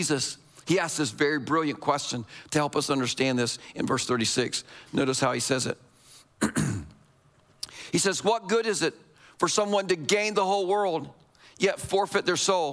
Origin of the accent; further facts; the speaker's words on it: United States; us as American Christians